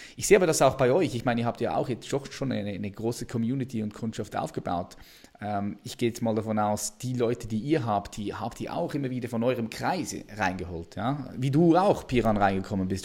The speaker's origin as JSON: {"language": "German", "country": "Switzerland", "said": "bei uns in der Schweiz"}